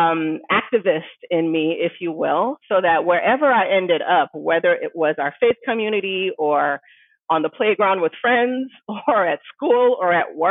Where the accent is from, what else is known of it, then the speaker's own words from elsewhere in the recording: Cincinnati, Ohio, United States; also born or lived in Missouri / Nigeria; we moved from Nigeria back to the States, to Ohio. So I ended up finishing elementary school and high school in Cincinnati, Ohio